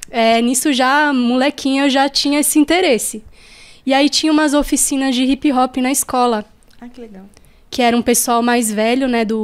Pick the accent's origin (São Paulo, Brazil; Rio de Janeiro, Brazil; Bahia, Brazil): São Paulo, Brazil; born there; Eu nasci na Zona Oeste, é, ali na região da Vila Indiana, tal, Morro do Querosene.